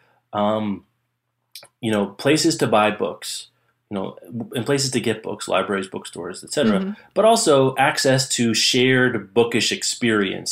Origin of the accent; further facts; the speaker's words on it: Lawrence, United States; Lawrence, my hometown